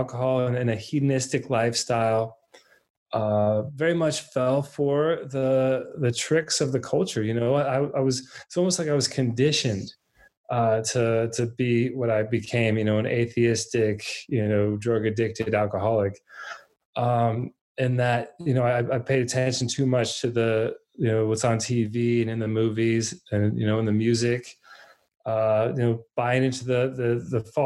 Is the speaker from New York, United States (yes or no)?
no; Alpharetta, Georgia, United States; also born or lived in Minnesota; I'm actually originally from Minnesota, very, you know, the cold north. When I was three, we moved down to Atlanta in Alpharetta area